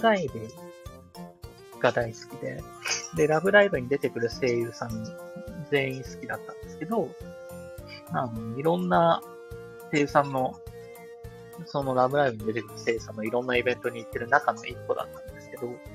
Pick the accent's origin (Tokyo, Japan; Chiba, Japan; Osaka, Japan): Chiba, Japan; 僕と出身が一緒なんですよ。千葉県村安市生まれ育ち